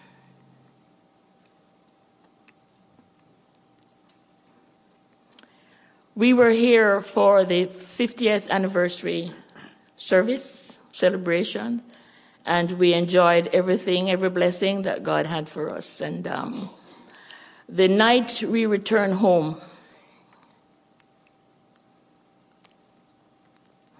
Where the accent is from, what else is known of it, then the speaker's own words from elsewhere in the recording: Jamaica; accent: Jamaican; moved away as an adult; also born or lived in Canada; The Lord had it where he prepared us to return to our homeland, Jamaica. As you hear my accent, you know we're Jamaicans